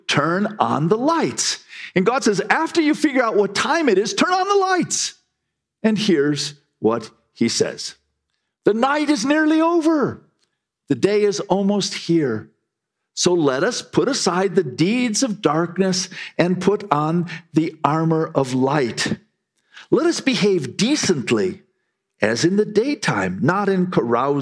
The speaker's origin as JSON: {"language": "English", "country": "United States", "said": "we Americans"}